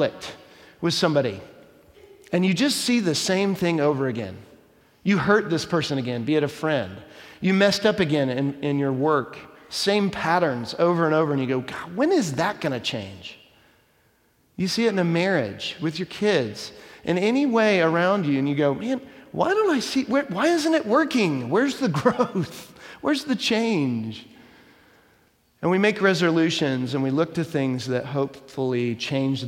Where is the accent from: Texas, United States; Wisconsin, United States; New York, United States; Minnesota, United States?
Texas, United States; Dallas; When I was a kid growing up in Dallas